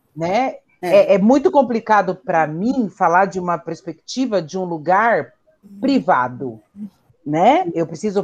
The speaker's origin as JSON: {"language": "Portuguese", "region": "São Paulo", "country": "Brazil", "tie": "born or raised there", "said": "nascida e criada na Brasilândia"}